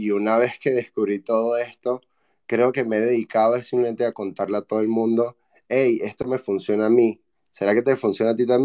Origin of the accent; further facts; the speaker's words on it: Venezuela; moved away as an adult; yo para los venezolanos sueno argentino y espero que para los argentinos todavía suene venezolano. Pero bueno, soy, soy de Venezuela y descubrí Bitcoin haciendo el research para mi tesis de maestría. En aquel momento había salido de Venezuela para